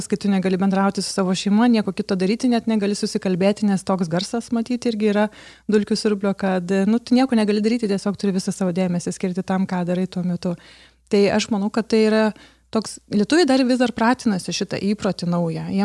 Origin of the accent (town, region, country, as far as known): Lithuania